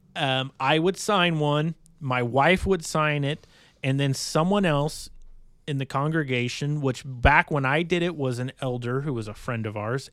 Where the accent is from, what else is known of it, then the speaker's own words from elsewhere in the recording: Bay Area, California, United States; now in Iowa, United States; growing up in the Bay Area, California